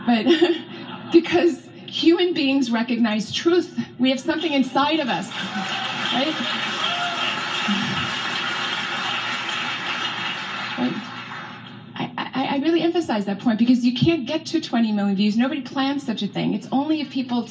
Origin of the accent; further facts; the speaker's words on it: California, United States; I hail from California